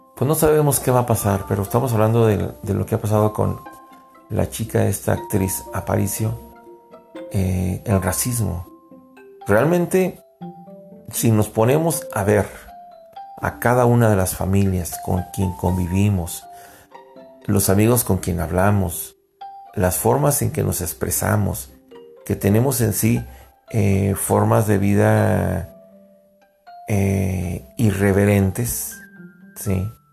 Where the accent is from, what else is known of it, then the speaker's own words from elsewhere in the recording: Mexico; also born or lived in United States; somos como mexicanos